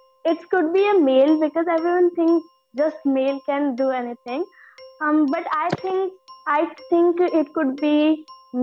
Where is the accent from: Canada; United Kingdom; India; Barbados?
India; Delhi; I am from Delhi and I am 12 years old.